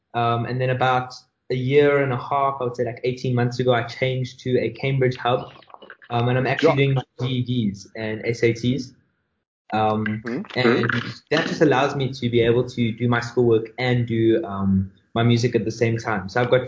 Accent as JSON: {"language": "English", "town": "Johannesburg", "region": "Gauteng", "country": "South Africa", "said": "From Joburg."}